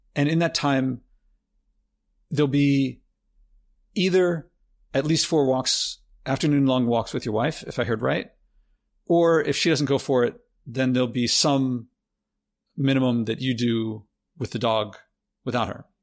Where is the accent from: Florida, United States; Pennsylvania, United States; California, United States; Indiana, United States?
Pennsylvania, United States; Philadelphia; I grew up in Philadelphia